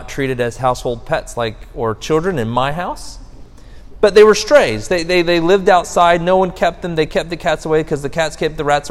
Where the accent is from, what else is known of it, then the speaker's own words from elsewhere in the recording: United States; as an American